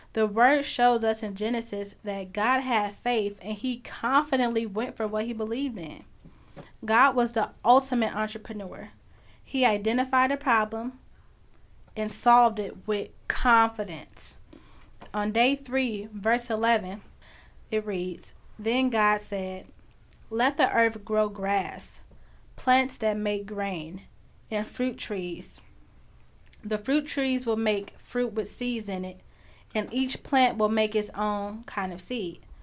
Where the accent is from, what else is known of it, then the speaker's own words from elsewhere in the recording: Chicago, Illinois, United States; I'm from Chicago, and I'm from a really big family